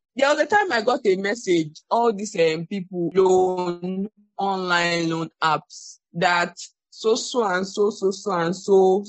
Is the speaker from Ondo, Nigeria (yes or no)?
yes; Ondo, Nigeria; I'm from Ondo State, but I've never been to Akure